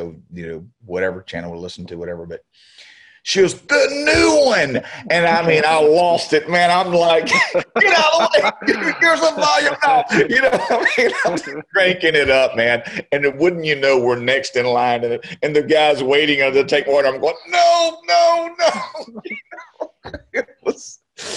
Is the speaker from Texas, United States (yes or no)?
yes; Beaumont, Texas, United States; I was back in Beaumont, my hometown